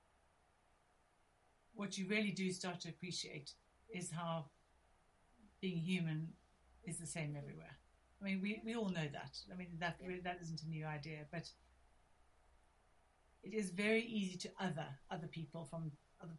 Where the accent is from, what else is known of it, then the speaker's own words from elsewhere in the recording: South Africa; now in England; I'm originally from South Africa